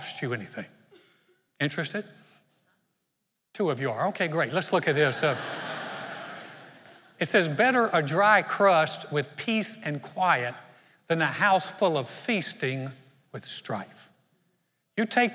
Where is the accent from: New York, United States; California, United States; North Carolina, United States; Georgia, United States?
North Carolina, United States; Greensboro; moved away; also born or lived in Houston, Texas; We started a church in 1989 in my hometown of Greensboro, North Carolina